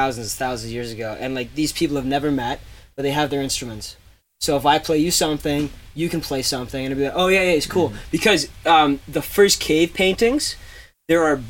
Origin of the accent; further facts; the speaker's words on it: Canada; I am a Canadian artist working with Canadian Daydream